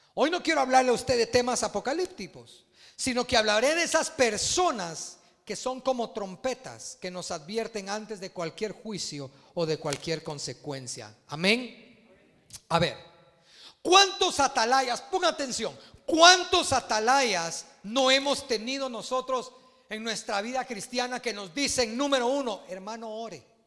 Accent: Guatemala

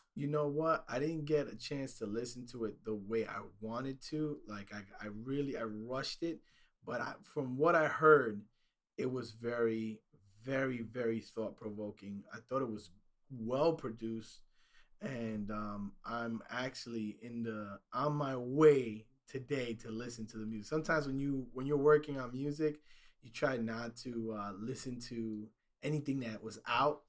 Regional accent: New York City, New York, United States; growing up in New York City

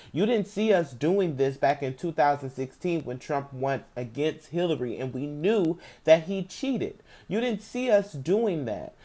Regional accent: St. Louis, Missouri, United States; I'm from Saint Louis

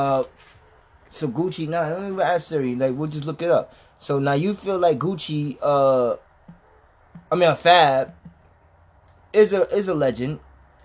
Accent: New York, United States; we're from New York

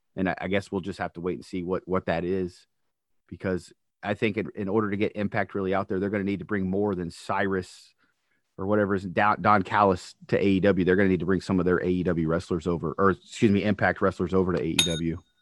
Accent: North Carolina, United States; moved away; when I grew up in North Carolina originally

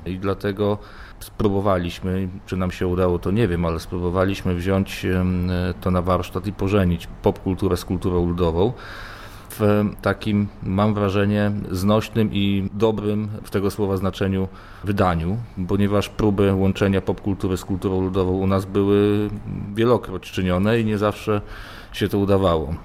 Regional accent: eastern Poland, Poland; moved away; na wschodzie Polski, skąd pochodzę.

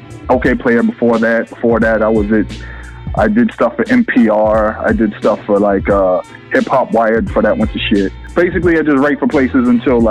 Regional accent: Boston, Massachusetts, United States; I'm from Boston, Lower Roxbury, South End

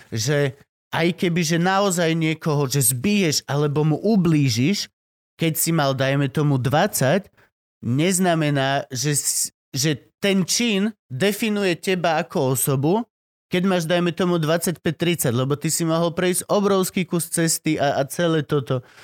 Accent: Banská Štiavnica, Banská Bystrica Region, Slovakia; ja som extrémne hrdý šťavničan

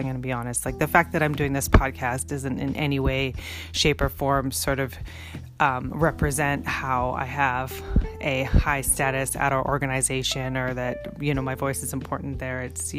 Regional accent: Canada; now in United States; I can't vote because I'm Canadian. I can't vote here in the States

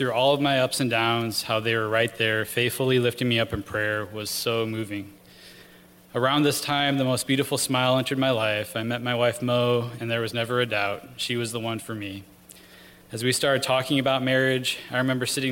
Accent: Rockford, Illinois, United States; I grew up in Rockford, Illinois

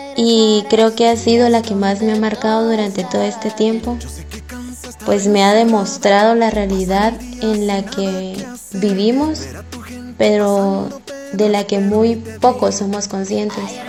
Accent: Coatepeque, Quetzaltenango, Guatemala; moved away as an adult; soy de Coatepeque y partí a la ciudad de Quetzaltenango en busca de un sueño.

